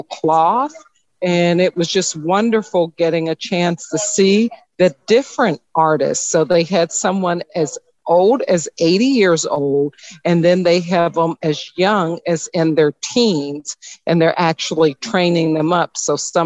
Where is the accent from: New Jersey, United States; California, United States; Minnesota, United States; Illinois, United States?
Illinois, United States; Chicago; Chicago, Illinois